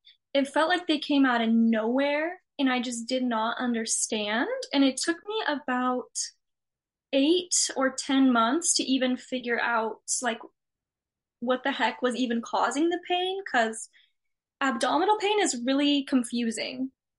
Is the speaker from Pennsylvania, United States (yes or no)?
no; San Jose, California, United States; also born or lived in Big Sur; I'm from San Jose, so it's very techy